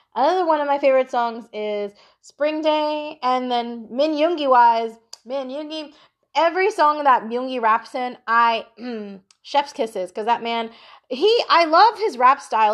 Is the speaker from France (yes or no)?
no; Philippines; I am a Filipino girl